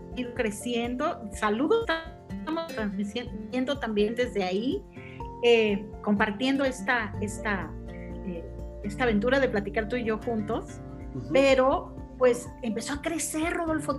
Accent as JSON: {"language": "Spanish", "country": "Mexico", "said": "yo soy mexicana"}